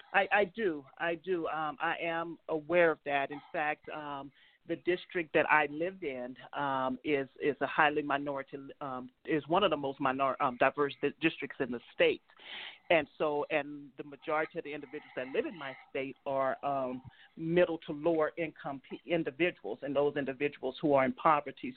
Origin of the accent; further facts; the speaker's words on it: New Orleans, Louisiana, United States; now in Utah, United States; I was born and raised in um, New Orleans, Louisiana